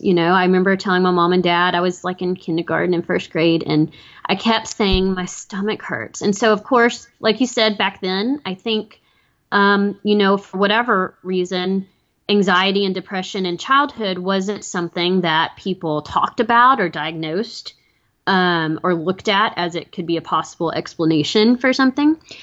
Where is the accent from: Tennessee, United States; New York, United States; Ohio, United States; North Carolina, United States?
Tennessee, United States; Chattanooga; my hometown of Chattanooga